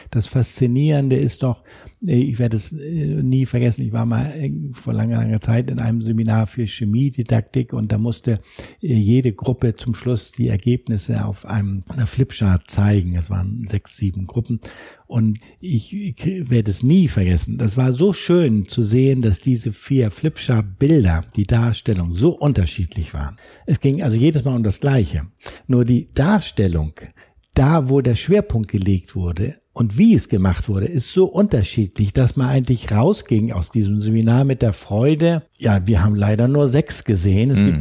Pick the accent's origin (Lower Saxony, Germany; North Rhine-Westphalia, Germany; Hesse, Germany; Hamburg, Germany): Hamburg, Germany; wir machen hier als Hamburger beispielsweise unseren Schwanpolizisten